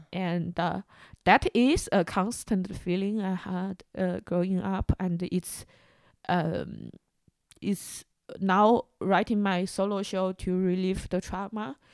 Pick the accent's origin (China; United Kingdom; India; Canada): China; moved away; growing up in China